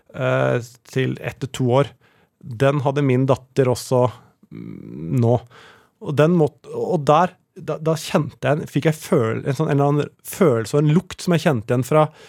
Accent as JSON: {"language": "Norwegian", "town": "Tranby", "region": "Buskerud", "country": "Norway", "tie": "born or raised there", "said": "Jeg vokste opp på Tranby, eh, som er mellom Oslo og Drammen."}